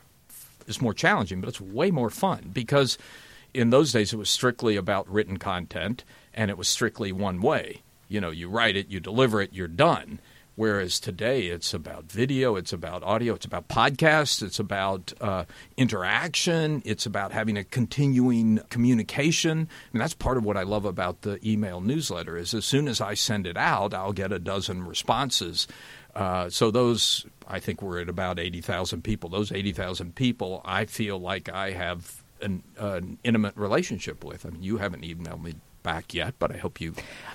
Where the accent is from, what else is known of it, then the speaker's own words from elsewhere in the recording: Chattanooga, Tennessee, United States; I grew up in Chattanooga, Tennessee, and went back, which has a great newspaper heritage.